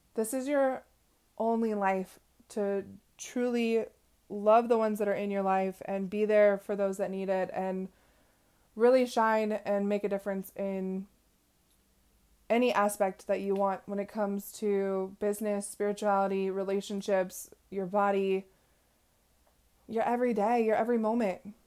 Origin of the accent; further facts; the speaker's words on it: West Coast, United States; I am from the West Coast